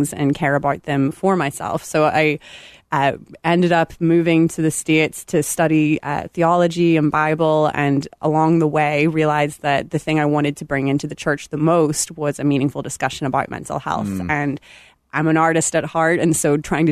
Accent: Belfast, Northern Ireland, United Kingdom; moved away; I am originally from Belfast, Northern Ireland, if you catch a little of that in my sound.

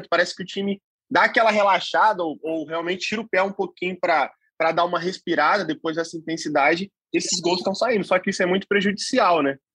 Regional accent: Volta Redonda, Rio de Janeiro, Brazil; alguns tricolores aqui de Volta Redonda, né? Minha terra natal aí

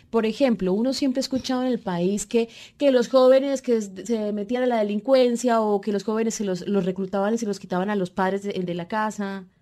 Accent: Cali, Valle del Cauca, Colombia; Usted como yo somos mujeres de esta región del Pacífico, criadas en esta ciudad que nos abrió las puertas, Cali, pero venimos de otros lugares

